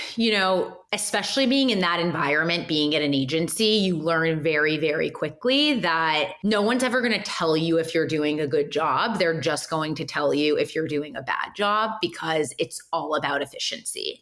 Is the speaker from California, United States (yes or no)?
yes; Los Angeles, California, United States; also born or lived in Boston; I am born and raised in Los Angeles.